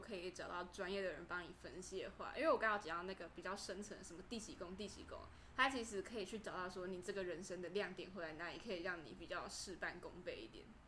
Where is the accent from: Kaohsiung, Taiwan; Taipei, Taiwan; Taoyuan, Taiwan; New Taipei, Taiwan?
Kaohsiung, Taiwan; also born or lived in Tainan; 其实我是台南人，然后后来我搬到高雄的时候，那时候其实我家里经济状况没有很好